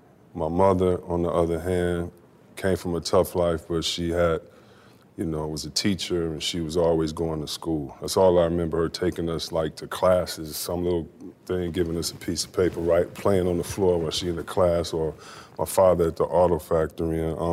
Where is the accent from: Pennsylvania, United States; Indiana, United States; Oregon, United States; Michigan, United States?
Michigan, United States; Detroit; So I grew up in Detroit.